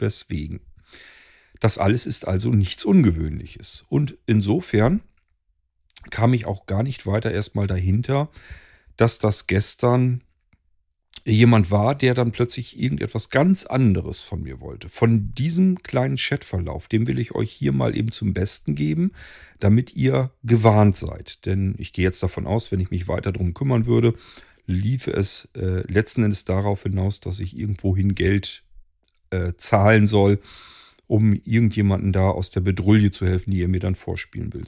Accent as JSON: {"language": "German", "area": "near Hanover", "region": "Lower Saxony", "country": "Germany", "said": "Germany, Lower Saxony, nearly Hanover"}